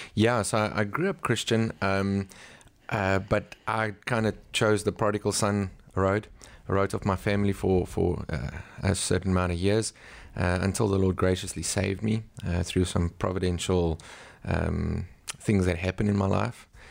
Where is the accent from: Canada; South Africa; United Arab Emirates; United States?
South Africa; I'm from South Africa.